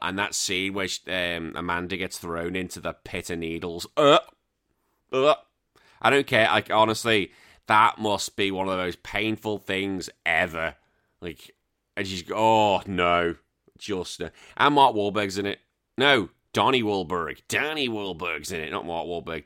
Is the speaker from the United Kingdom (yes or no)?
yes; United Kingdom; now in Central Coast, Australia; as a Brit, I know I'm now dual, but as a Brit